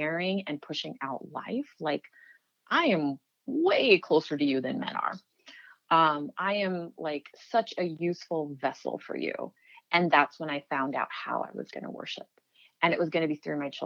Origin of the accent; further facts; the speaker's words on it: United States; growing up in America as a Muslim, as a second generation American